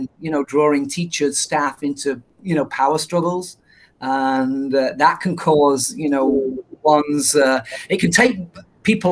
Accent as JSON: {"language": "English", "region": "England", "country": "United Kingdom", "moved": "yes", "said": "being from England, people make fun of my accent"}